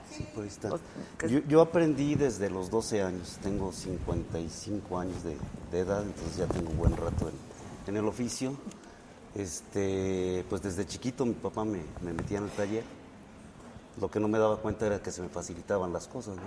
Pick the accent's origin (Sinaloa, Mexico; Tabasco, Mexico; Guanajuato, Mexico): Guanajuato, Mexico; yo soy de aquí de Guanajuato